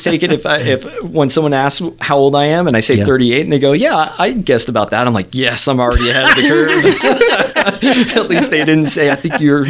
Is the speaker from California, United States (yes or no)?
no; Minneapolis, Minnesota, United States; born there; also born or lived in Geneva, Switzerland; I was born in Minneapolis, Minnesota.